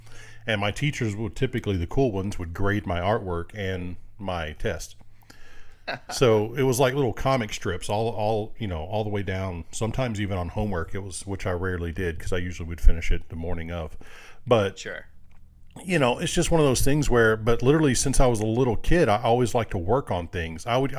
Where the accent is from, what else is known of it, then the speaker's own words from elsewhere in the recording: Greenville, Mississippi, United States; born there; I was born in Mississippi. In Greenville, Mississippi, and my dad's parents were there, so every summer we would go back there, and my uncle raced dirt track.